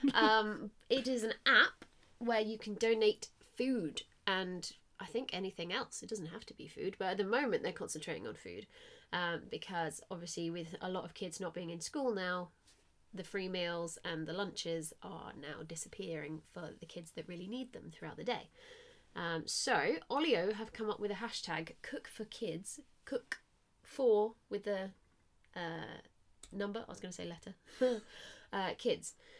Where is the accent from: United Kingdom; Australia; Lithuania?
United Kingdom; Southampton, South East England; I'm from Southampton